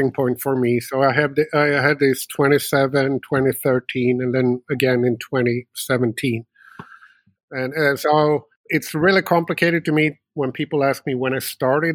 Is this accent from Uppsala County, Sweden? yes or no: yes; Uppsala, Uppsala County, Sweden; also born or lived in United States; born and raised in Sweden, although I had a few years over in America and been moving around a little bit, but always sort of found my way back to my hometown, which is Uppsala, Sweden